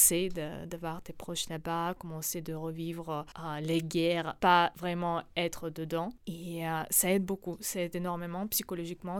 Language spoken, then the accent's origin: French; Donbas, Ukraine; French is a second language; now in France; je viens de Donbass